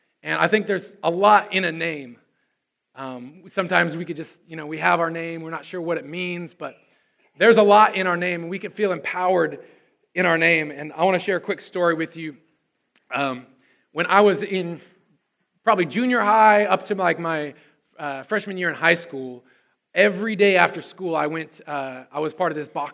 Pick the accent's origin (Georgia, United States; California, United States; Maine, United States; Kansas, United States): California, United States; Susanville; my hometown of Susanville, California